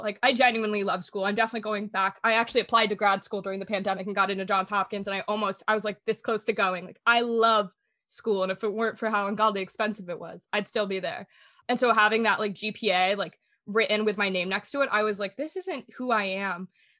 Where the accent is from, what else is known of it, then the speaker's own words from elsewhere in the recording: Germany; I grew up moving a lot. I grew up in Germany, and my dad worked for the government. So we moved normally, it's like every 3 years